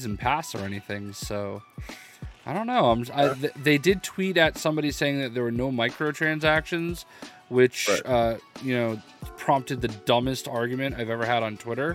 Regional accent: Boston, Massachusetts, United States; I'm a dude from Boston

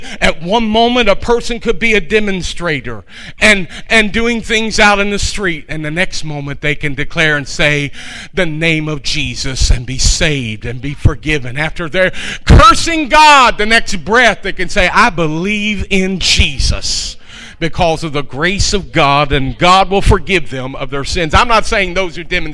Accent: United States; I was born in America.

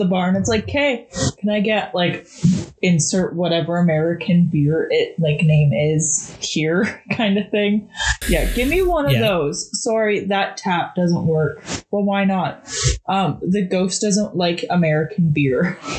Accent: Scotland, United Kingdom; also born or lived in Canada; I'm a British subject. I'm like, I'm Scottish.

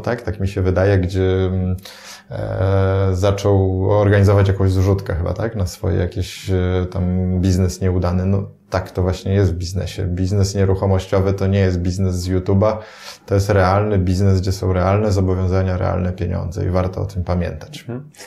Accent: Poland; nam, Polakom

